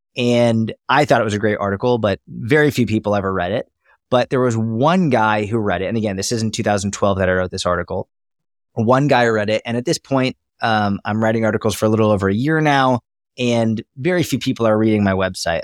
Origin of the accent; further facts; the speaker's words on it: Boston, Massachusetts, United States; I grew up in Boston, Massachusetts, or outside, I grew up in a suburb of Massachusetts